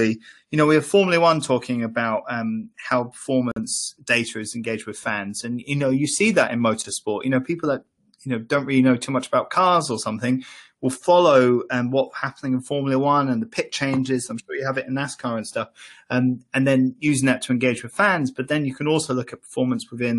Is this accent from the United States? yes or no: no; Ireland; I grew up in Ireland